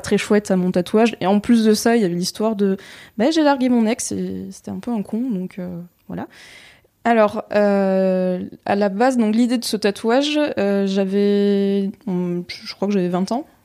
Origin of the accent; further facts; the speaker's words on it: Tours, Centre-Val de Loire, France; je viens de Tours.